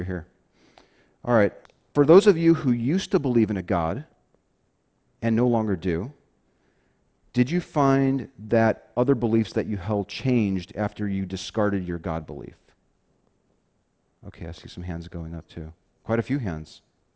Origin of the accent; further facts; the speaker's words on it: Chicago, Illinois, United States; moved away; I'm originally from the Chicago area. I grew up on the South Side, Catholic Italian neighborhood